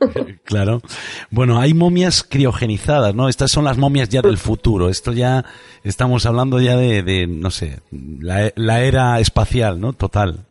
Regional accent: Galicia, Spain; yo soy gallego, emitimos desde Galicia, desde Tui

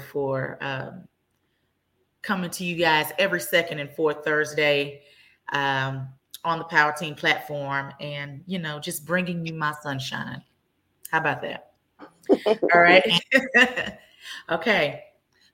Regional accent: Dallas, Texas, United States; I am born and raised in Dallas.

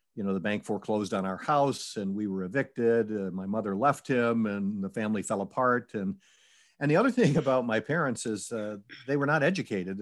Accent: Syracuse, New York, United States; I was born and raised in Syracuse, New York

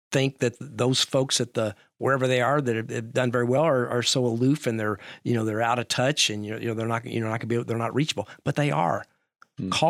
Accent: Louisville, Kentucky, United States; I'm from Louisville.

